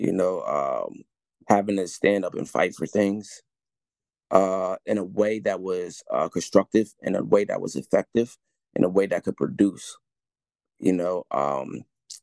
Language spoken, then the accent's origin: English; Wilmington, Delaware, United States; I was born and raised in Southbridge